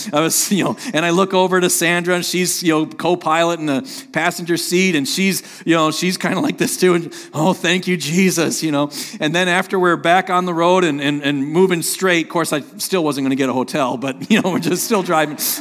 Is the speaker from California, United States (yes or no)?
no; Sheboygan, Wisconsin, United States; moved away as an adult; also born or lived in Terre Haute, Indiana; I grew up in Sheboygan, Wisconsin